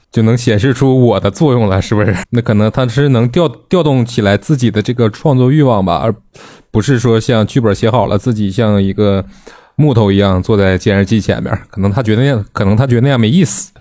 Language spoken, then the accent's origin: Chinese; China; 咱们是中国人